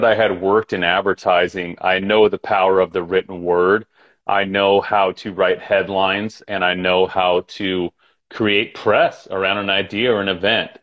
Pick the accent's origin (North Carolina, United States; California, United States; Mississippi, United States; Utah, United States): Utah, United States; moved away as an adult; also born or lived in Los Angeles / New York City; I grew up in Utah.